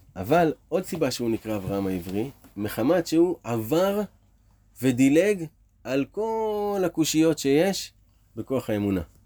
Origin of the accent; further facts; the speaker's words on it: Israel; נולדנו פה בארץ ישראל